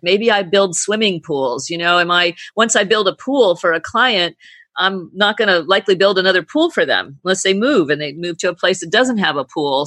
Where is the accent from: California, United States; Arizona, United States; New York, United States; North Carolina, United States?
California, United States; moved away as an adult; now in British Virgin Islands; I come from California